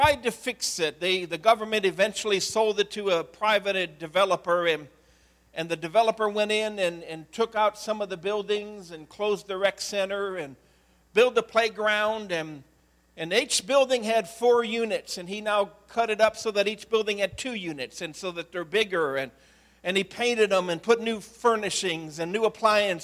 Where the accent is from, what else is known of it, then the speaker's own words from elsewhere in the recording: Medina, Ohio, United States; In the 70s, I grew up in Medina, Ohio